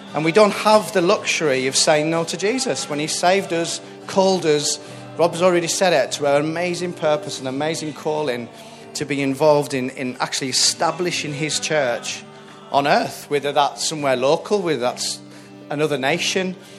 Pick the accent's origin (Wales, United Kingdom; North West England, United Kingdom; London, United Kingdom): North West England, United Kingdom; Whitehaven; moved away; I'm from a place called Whitehaven, which is right up on the northwest coast of, um, of Cumbria. Uh, I was born there, raised there